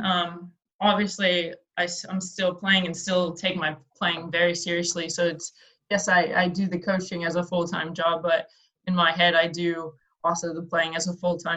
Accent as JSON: {"language": "English", "country": "United States", "moved": "as an adult", "lives_now": "Australia", "said": "I'm an American without residency here, I'm still considered an import"}